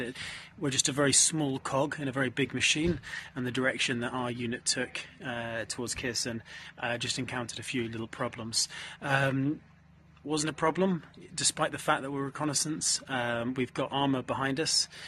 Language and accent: English; United Kingdom; as a British man